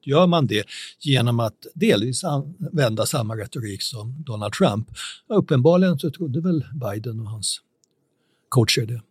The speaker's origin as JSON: {"language": "Swedish", "country": "Sweden", "said": "som svenskar"}